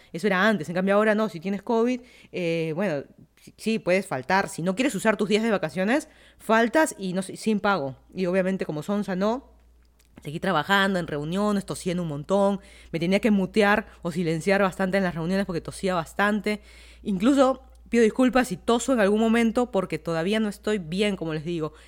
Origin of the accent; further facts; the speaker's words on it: Lima, Peru; moved away as an adult; also born or lived in Miami, United States; now in Fairfax County, Virginia, United States; una ciudad que en teoría es la ciudad que nací, que crecí